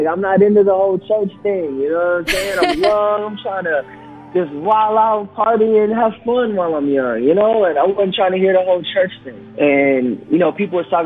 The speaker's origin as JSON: {"language": "English", "town": "Grand Rapids", "region": "Michigan", "country": "United States", "tie": "born or raised there", "said": "I was raised up here in Grand Rapids, Michigan"}